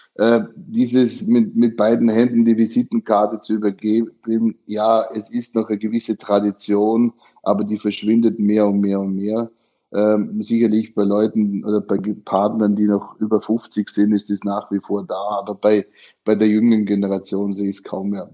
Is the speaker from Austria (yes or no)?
yes; Austria; moved away as an adult; also born or lived in Guangdong, China; now in China; heutigen Tag genau vor 23 Jahren bin ich aus Österreich ausgezogen